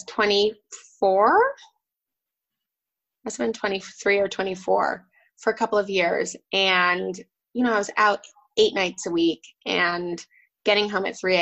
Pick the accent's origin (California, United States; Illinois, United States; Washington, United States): California, United States; Newport Beach; moved away as an adult; also born or lived in Vermont / New York / London; I grew up in Southern California in Orange County in Newport Beach and Laguna Beach.